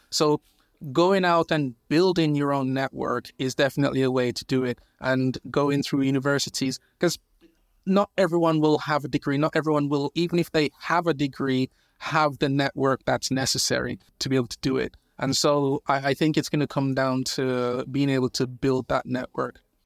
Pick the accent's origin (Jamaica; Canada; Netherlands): Jamaica; now in United Kingdom; I was born in Jamaica. I've been in the U K, I think, now maybe fifteen years or so.